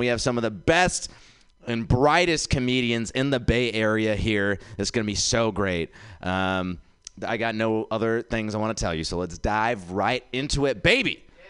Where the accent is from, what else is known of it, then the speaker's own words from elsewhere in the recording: India; Guys, I am an Indian comic.